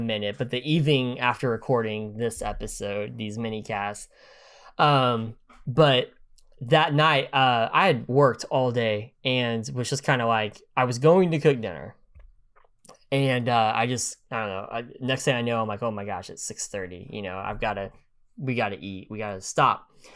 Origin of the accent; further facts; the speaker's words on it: United States; as an American